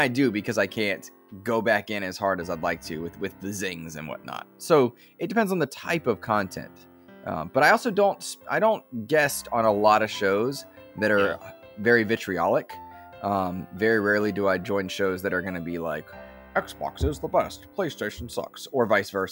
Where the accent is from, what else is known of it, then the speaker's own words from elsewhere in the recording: North Carolina, United States; also born or lived in Charlottesville, Virginia; But I moved to North Carolina when I was 8. I grew up here. I feel like I'm from North Carolina.